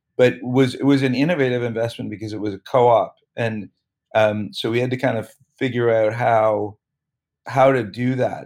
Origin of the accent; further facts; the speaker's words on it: Toronto, Ontario, Canada; I grew up in Toronto